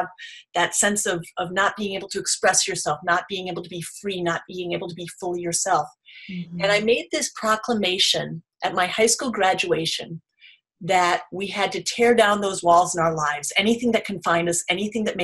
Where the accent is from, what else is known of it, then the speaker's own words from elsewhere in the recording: United States; growing up in America